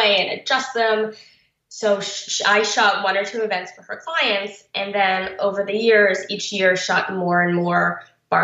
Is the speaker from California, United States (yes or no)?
no; Baltimore, Maryland, United States; I grew up in Baltimore